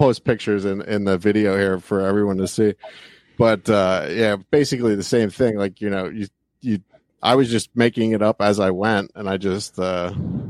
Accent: Pennsylvania, United States; moved away; I'm originally from Pennsylvania, so I did a lot of slate work there

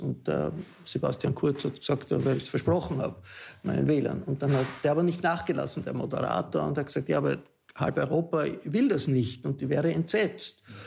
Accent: Austria; wir als Österreicher

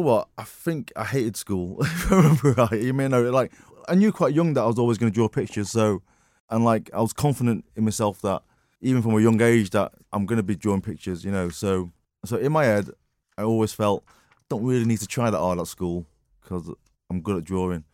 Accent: Marple, North West England, United Kingdom; also born or lived in Wythenshawe / Altrincham; Born in Withenshaw Hospital. I kinda grew up in Altrincham, in the Chippy. Uh, lived there for seven years in Altrincham, and then my folks moved to Marple.

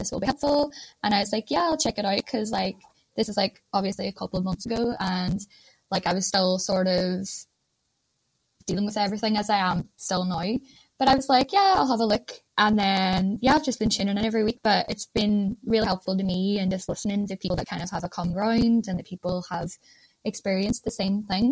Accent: Ireland; moved away as an adult; now in Ormskirk, United Kingdom; I am Irish

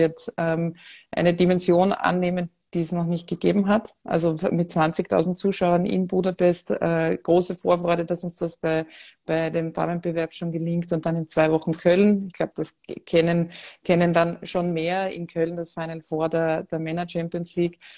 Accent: Vienna, Austria; born there; Ähm, ich bin, wie ihr vermutlich äh, hört, an meinem Dialekt geborene Wienerin

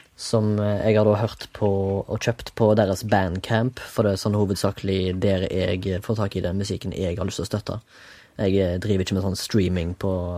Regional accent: Haugesund, Rogaland, Norway; now in Oslo, Norway; fra Haugesund. Sitter på Majorstua

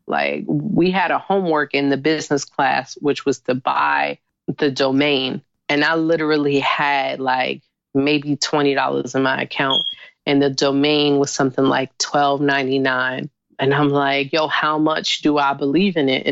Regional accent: New York City, New York, United States; being in Harlem, growing up in Harlem

